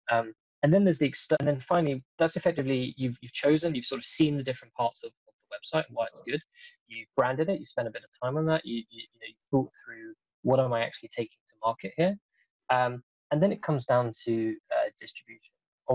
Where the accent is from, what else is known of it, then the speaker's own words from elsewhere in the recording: Denmark; I'm actually from Denmark